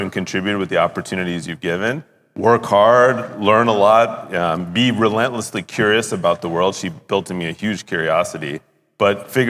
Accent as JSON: {"language": "English", "town": "Pittsburgh", "region": "Pennsylvania", "country": "United States", "tie": "born or raised there", "moved": "as an adult", "lives_now": "Basel, Switzerland", "said": "I was born in Pittsburgh, Pennsylvania"}